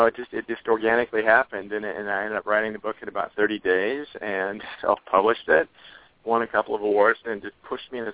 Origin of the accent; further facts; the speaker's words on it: Oregon, United States; I'm from Oregon